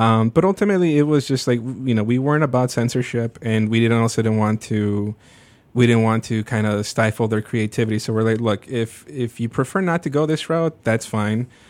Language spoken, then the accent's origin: English; Burbank, Illinois, United States; also born or lived in Little Village, Chicago; December of ninety-two, we moved out to, to Burbank